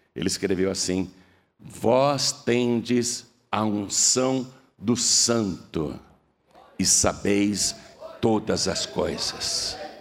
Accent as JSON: {"language": "Portuguese", "country": "Brazil", "said": "eu sou brasileiro"}